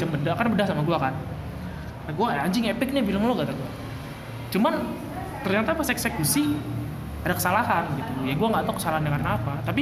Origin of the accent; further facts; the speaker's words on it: Java, Indonesia; gue kata gue anjing gue orang Jawa dong maksudnya kayak ah gila nih nggak nggak ada main wayang kayak gini